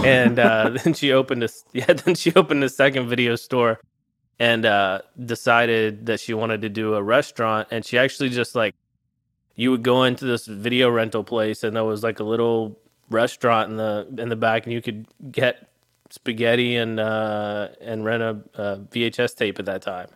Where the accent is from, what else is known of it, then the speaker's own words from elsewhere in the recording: Arkansas, United States; I grew up in a little town in Arkansas